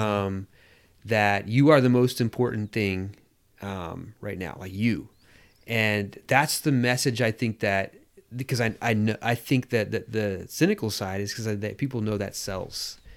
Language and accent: English; United States; being American